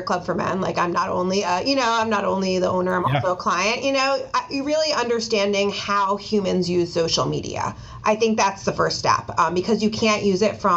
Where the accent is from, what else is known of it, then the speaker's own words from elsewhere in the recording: Ossining, New York, United States; I grew up in Ossining, New York, so it's a suburb of the city and New York City